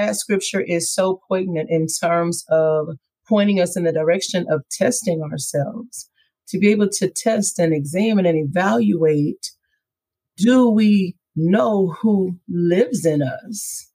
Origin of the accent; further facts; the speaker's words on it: Missouri City, Texas, United States; also born or lived in Houston, Texas; I was born here in Houston, Texas, reared in Missouri City